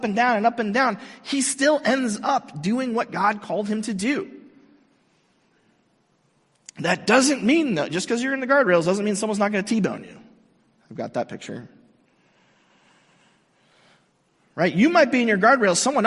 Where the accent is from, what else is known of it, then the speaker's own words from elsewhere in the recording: Mission Viejo, California, United States; I grew up in Southern California. I grew up here in Mission Viejo